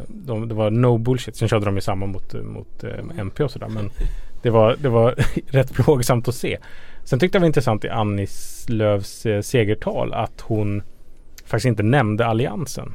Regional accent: Ludvika, Dalarna County, Sweden; I min hemkommun Ludvika

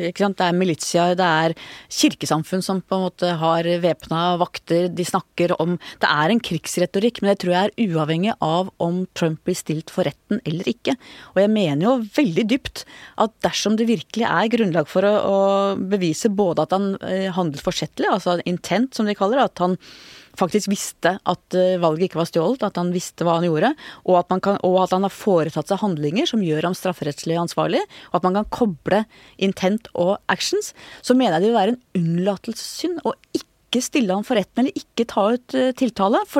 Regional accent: Oslo, Norway; Da jeg vokste opp på Manglerud

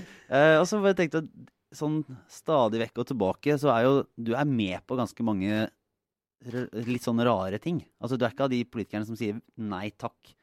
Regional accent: Bø, Norway; Sommerland er i Bø, der jeg er fra.

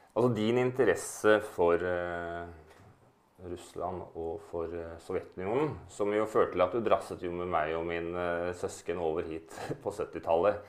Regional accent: Norway; moved away as an adult; now in Moscow, Russia; jeg er norsk, at jeg er en nordmann

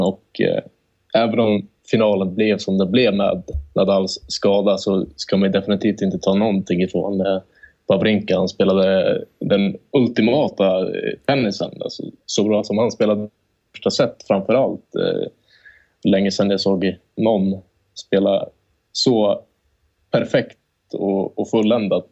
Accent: Sweden; vi är svenskar

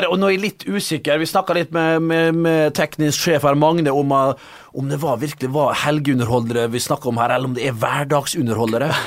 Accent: Skaun, Trøndelag, Norway; Jeg prater sånn som det her. Jeg, jeg fatter ikke helt hva, hva mener du, da? Hva mener du? Jeg er fra Skaune.

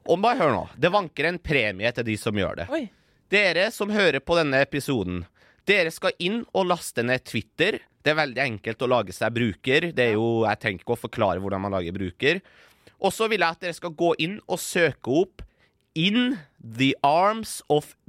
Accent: Iran; now in Norway; Jeg er fra Persia. Jeg er fra Iran.

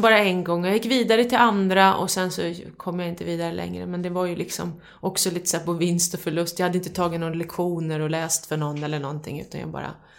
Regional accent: Hudiksvall, Gävleborg County, Sweden; jag växte upp i Hudiksvall också

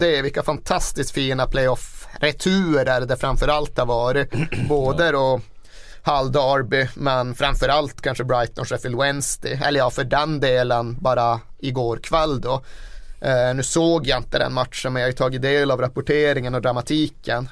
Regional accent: northern Sweden, Sweden; moved away; Uppe där jag kommer ifrån har man ju alltid ett problem att det är så jävla mycket renar på vägarna.

